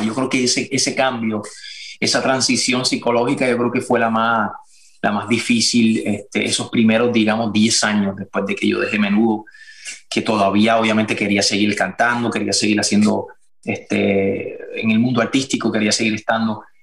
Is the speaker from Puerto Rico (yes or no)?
yes; Puerto Rico; moved away as an adult; also born or lived in Miami; soy de Puerto Rico, somos de Puerto Rico, en Puerto Rico somos bien musicales.